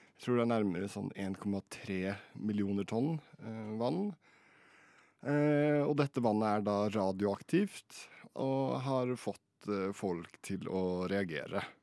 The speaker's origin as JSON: {"language": "Norwegian", "town": "Fredrikstad", "region": "Østfold", "country": "Norway", "said": "Jeg er fra Fredrikstad"}